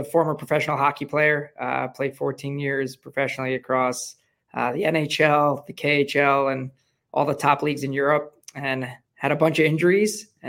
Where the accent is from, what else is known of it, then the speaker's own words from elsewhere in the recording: Long Island, New York, United States; now in Southwest Florida, United States; New York, Long Island, New York.